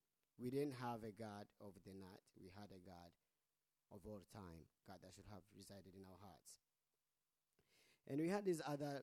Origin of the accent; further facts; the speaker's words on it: Rwanda; English is a second language; moved away as an adult; now in Australia; coming from Rwanda, you know, every time I say I'm from Rwanda